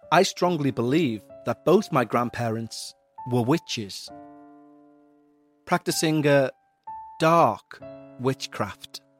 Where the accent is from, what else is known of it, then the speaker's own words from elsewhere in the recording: Midwest, United States; I grew up in the Midwest, not exactly a remote area or town, but small. The sort of town where you know every person in it and their business, and they know yours.